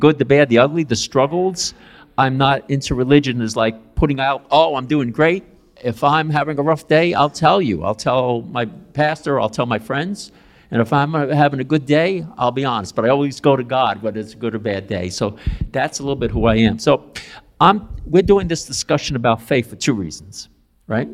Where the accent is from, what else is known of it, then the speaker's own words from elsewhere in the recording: New York City, New York, United States; I grew up in East Harlem, Spanish Harlem, El Barrio, on 110th Street and 2nd Avenue. That's where I'm from